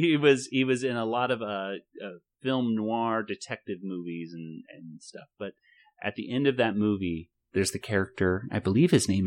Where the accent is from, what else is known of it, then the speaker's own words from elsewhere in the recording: Southwest, United States; accent: a different type of Southern accent; But we're from the South, too, sort of. The Southwest.